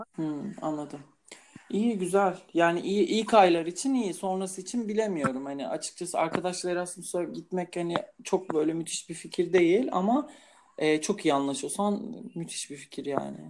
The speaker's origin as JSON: {"language": "Turkish", "country": "Turkey", "moved": "as an adult", "lives_now": "Portugal", "said": "İnsanlar bana nereli olduğumu sorunca ben Türk diyorum."}